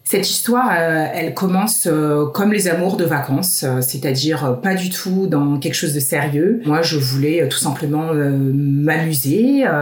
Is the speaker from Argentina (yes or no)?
no; Paris, Île-de-France, France; moved away as an adult; moi, en tant que parisienne